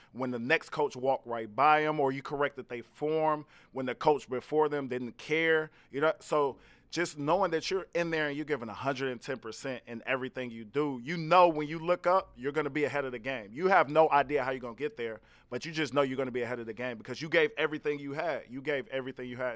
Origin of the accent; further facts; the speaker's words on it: Gary, Indiana, United States; I'm from Gary, Indiana originally